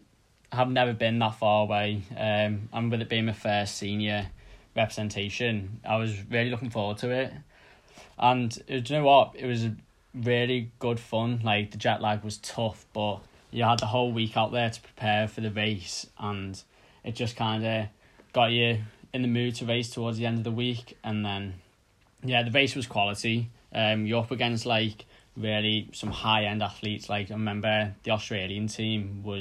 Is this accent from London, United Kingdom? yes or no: no; the Wirral, North West England, United Kingdom; now in Teddington, United Kingdom; I'm from the Wirral, which, in case you don't know, is a little area outside of Liverpool.